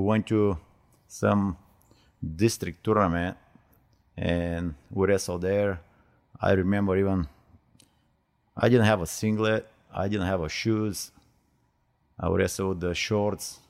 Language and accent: English; Stara Zagora, Stara Zagora Province, Bulgaria; English is a second language; moved away; I am from, from Bulgaria. I born in Stara Zagora, that's my hometown, uh, nineteen sixty-eight